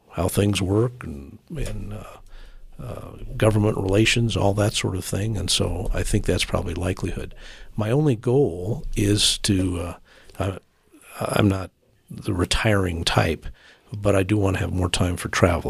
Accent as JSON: {"language": "English", "town": "Colorado Springs", "region": "Colorado", "country": "United States", "tie": "born or raised there", "said": "this is my hometown. I've lived here all my life."}